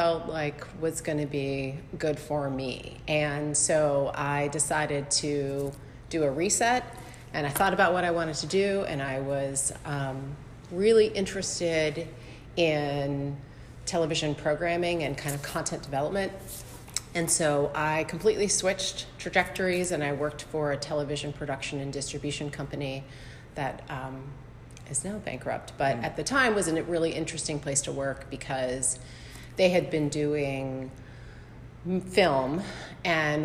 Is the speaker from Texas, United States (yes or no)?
no; Norfolk, Virginia, United States; also born or lived in New York; I am from Norfolk. I grew up here in West Kent